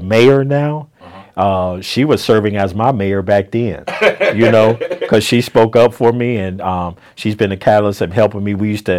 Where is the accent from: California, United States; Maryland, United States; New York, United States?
California, United States; San Francisco; now in McDonough, United States; I'm from San Francisco.